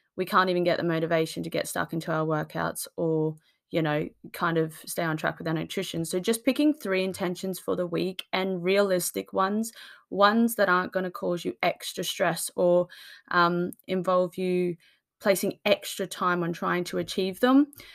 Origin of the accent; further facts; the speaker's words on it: Australia; now in United Kingdom; I come from Australia, so I'm used to the sunshine